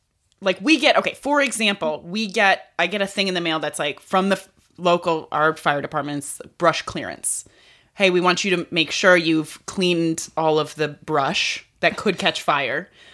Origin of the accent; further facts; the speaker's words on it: New York, United States; born there; I was born in New York, so I should know this, but I don't.